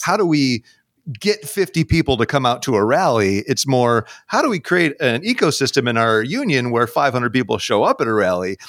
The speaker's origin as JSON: {"language": "English", "region": "New York", "country": "United States", "tie": "born or raised there", "moved": "yes", "lives_now": "Seattle, United States", "said": "I grew up in the Northeast, uh, in New York State"}